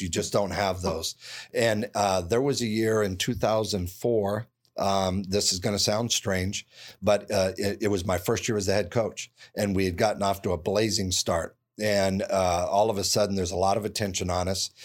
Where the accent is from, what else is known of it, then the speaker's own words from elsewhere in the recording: Southern California, United States; I grew up in Southern California